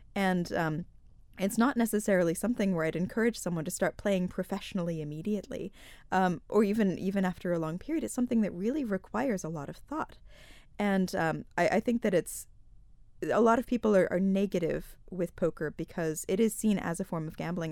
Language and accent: English; United States; moved away as an adult; also born or lived in Malta; now in Isle of Man; I'm from the States originally, although I have lived here for the past seven years.